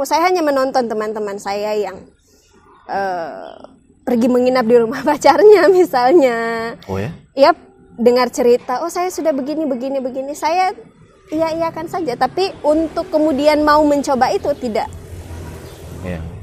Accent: Makassar, South Sulawesi, Indonesia; apalagi saya lahir besar tinggal di kota Makassar

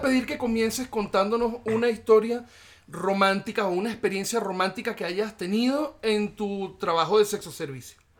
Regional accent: Venezuela; somos tres venezolanos

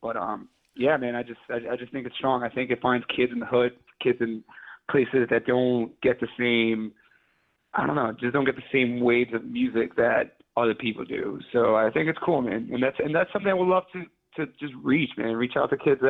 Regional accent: New York City, New York, United States; I'm from Queens

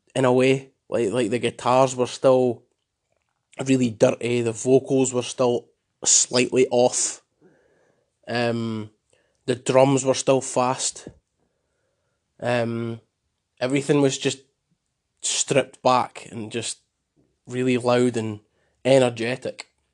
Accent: Scotland, United Kingdom; I'm proud to be Scottish.

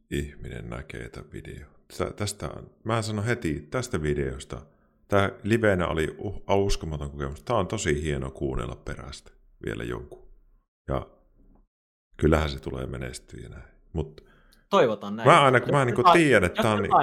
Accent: Kuopio, North Savo, Finland; accent: Savo; now in Pirkkala, Finland; Mutta siis mä oon kuopiolainen niin kuin alun perin.

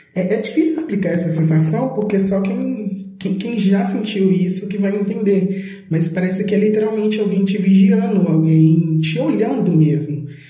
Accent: Belo Horizonte, Minas Gerais, Brazil; eu sou de Belo Horizonte, Minas Gerais

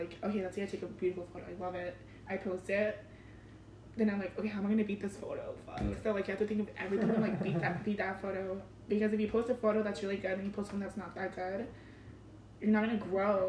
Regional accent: Compton, California, United States; also born or lived in Mazatlan, Mexico; I'm from Compton, too.

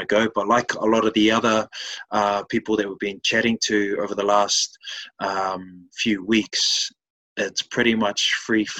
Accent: West Auckland, New Zealand; I'm a Westie

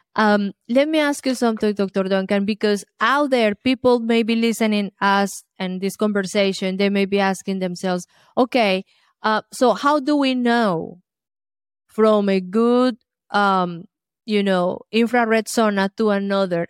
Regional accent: Colombia; moved away; I grew up in Colombia, South America

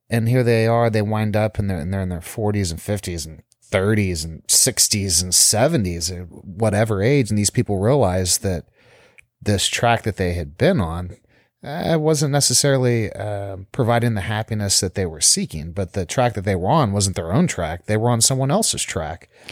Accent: South Texas, United States; moved away as an adult; now in South Florida, United States; growing up in Texas, South Texas especially, so conservative

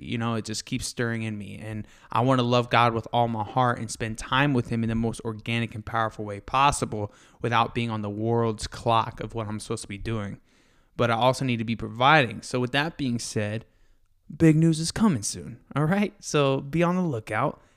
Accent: Florida, United States; also born or lived in Fort Lauderdale, Florida / Valrico, Florida / Brandon, Florida; now in Texas, United States; I grew up in Florida, uh, Fort Lauderdale, and an overpopulated city near Tampa called Valrico in Brandon, Florida.

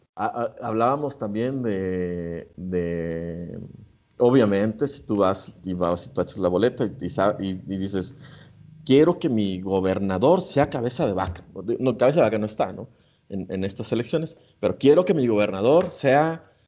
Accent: Mexico; nosotros como mexicanos

